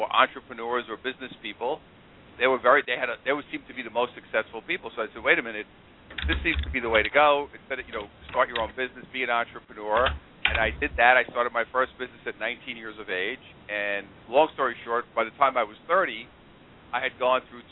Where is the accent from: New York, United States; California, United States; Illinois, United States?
New York, United States; New York City; also born or lived in Queens, New York; I'm originally from Brooklyn, New York. That's where I was born. And I grew up in that area, then moved over to Queens